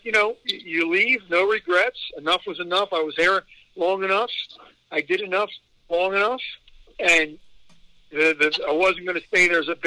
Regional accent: Philadelphia, Pennsylvania, United States; I'm not doing jobs in front of my hometown again

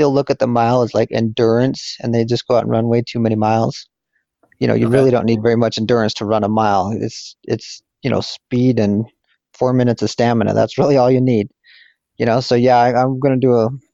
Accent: Wyoming, United States; I grew up in Wyoming and didn't really have coaches

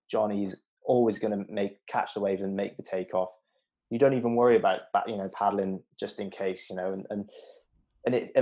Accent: Newport, Wales, United Kingdom; I grew up in Newport

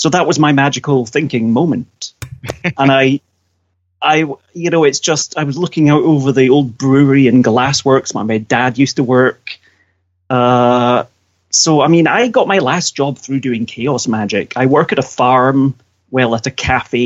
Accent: central Scotland, United Kingdom; also born or lived in Edinburgh; I live in central Scotland at the moment because I was in Edinburgh, but I got made redundant. So I'm back in my hometown, essentially.

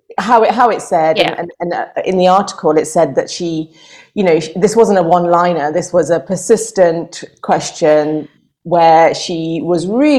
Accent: Buckinghamshire, South East England, United Kingdom; I'm from Buckinghamshire.

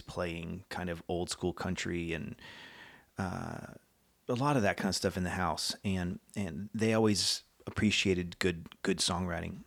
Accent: College Station, Texas, United States; moved away; lived in Texas for most of my life in College Station, Bryan area

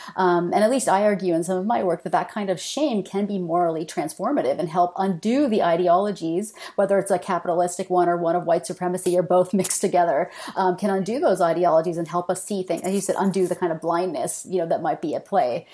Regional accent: Canada; moved away as an adult; also born or lived in Michigan, United States; I'm Canadian, and I should say I only moved back to Canada after being in Michigan for a few years

